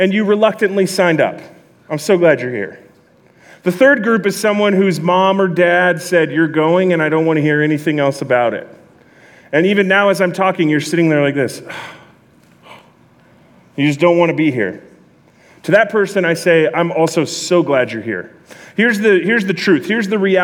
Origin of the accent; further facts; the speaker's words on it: Southern California, United States; also born or lived in East Bakersfield, California; I'm from Southern California